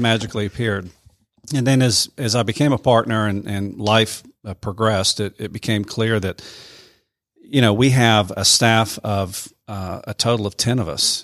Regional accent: Columbia, South Carolina, United States; moved away as an adult; now in Cedartown, United States; I'm not from here. I'm originally from South Carolina.

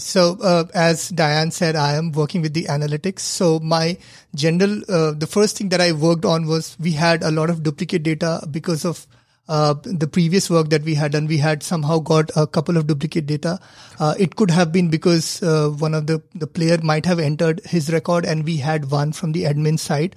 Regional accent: India; moved away; I come from India where cricket is the religion

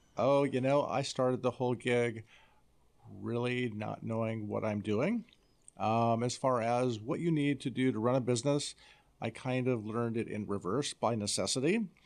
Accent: Iowa, United States; I'm from Iowa

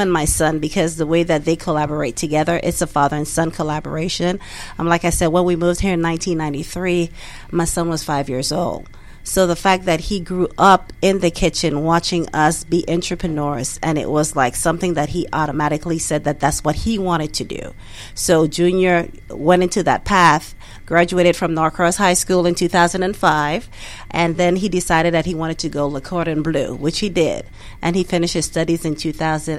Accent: U.S. Virgin Islands; moved away as an adult; now in Duluth, United States; we are originally from the United States Virgin Islands. So my husband and I moved here in 1993 with our two small kids.

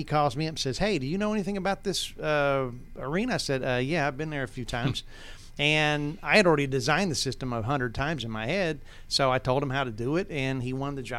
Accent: Towns County, Georgia, United States; And I'm just this little twit from North Georgia, right? I'm from Towns County, man.

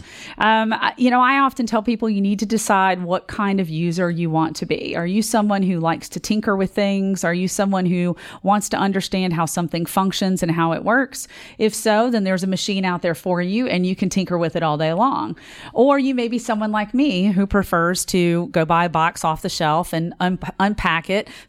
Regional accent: Richmond, Virginia, United States; now in Knoxville, United States; I am originally from Richmond, Virginia, and currently live in Knoxville

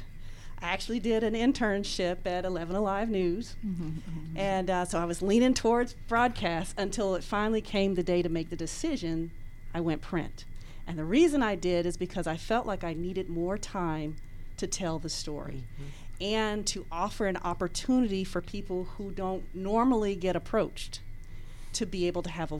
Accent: DeKalb County, Georgia, United States; I was raised in DeKalb County

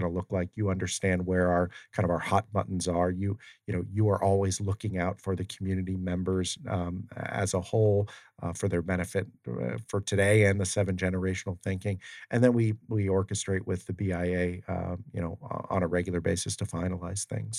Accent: Ohio, United States; I'm from Ohio, and there's a lot of farmland

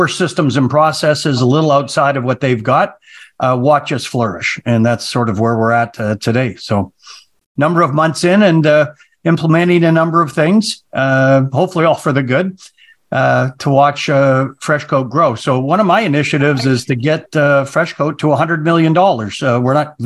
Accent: Calgary, Alberta, Canada; also born or lived in Vancouver, British Columbia; I'm originally from Canada. Calgary was where I was pretty much raised

